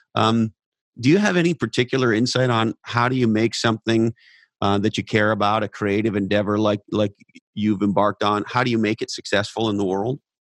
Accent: Silicon Valley, California, United States; growing up in Silicon Valley

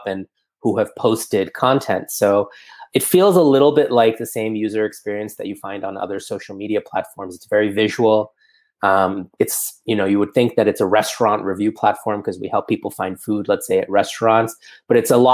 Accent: New York City, New York, United States; moved away as an adult; also born or lived in India / Northern California; now in Singapore; I actually started my life in India and then moved to the States, to New York City when I was about 4 years old. So growing up in New York City

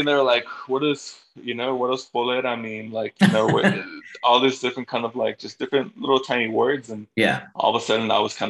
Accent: Bolivia; moved away; I'm not gonna tell people I'm from Bolivia because nobody even knows where Bolivia's at.

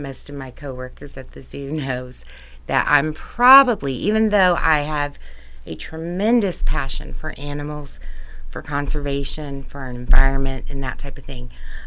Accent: Evansville, Indiana, United States; I grew up in Evansville on the north side

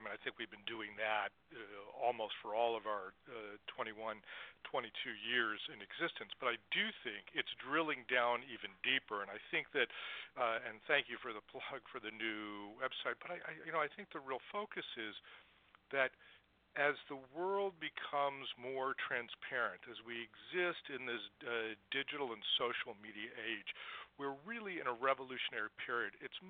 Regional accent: Washington, District of Columbia, United States; in Washington, D.C., where I was a kid

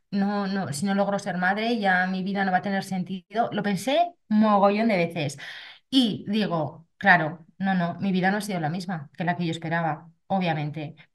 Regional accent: Zaragoza, Aragon, Spain; Actualmente tengo 49 años, soy de Zaragoza

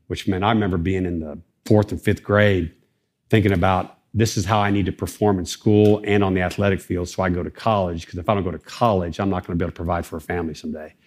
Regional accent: Dayton, Ohio, United States; I'm from Dayton, Ohio, uh, raised in a single parent home

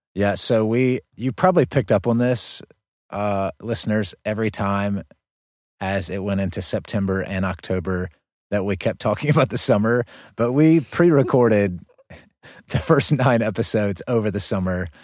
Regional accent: Gastonia, North Carolina, United States; moved away; Gaston County, right outside of Charlotte. That's where I grew up

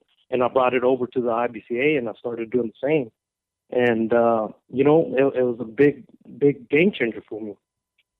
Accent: Texas, United States; born or raised there

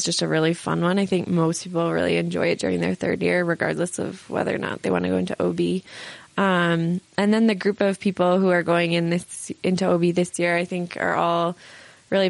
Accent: San Francisco, California, United States; I'm from San Francisco

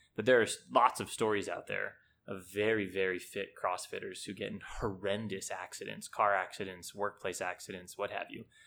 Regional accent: United States; moved away as an adult; now in Hong Kong; I played, you know, typical little league as any kid does growing up in the States.

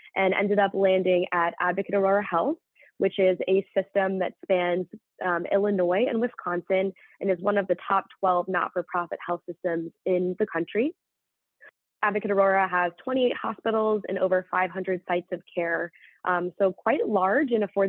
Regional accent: London, United Kingdom; moved away as an adult; I'm actually an individual that grew up in England, in London. You wouldn't quite know that from my accent, but grew up in London before moving to Louisiana to attend Tulane University

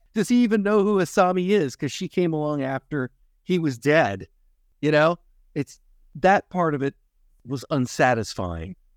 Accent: United States; as an American

